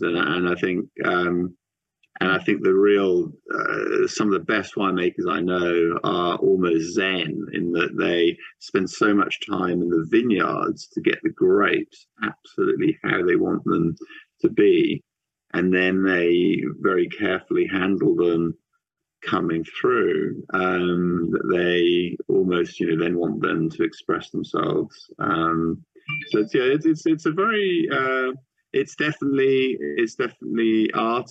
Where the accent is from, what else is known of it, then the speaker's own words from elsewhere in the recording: Switzerland; moved away; also born or lived in New Zealand; I grew up in Switzerland near in a wine region and um, also lived in, in different places